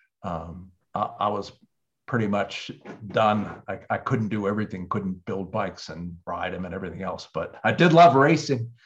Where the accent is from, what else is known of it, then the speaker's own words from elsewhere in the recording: Pittsburgh, Pennsylvania, United States; moved away; I was from Pittsburgh, and I went off and, you know, after I got out of high school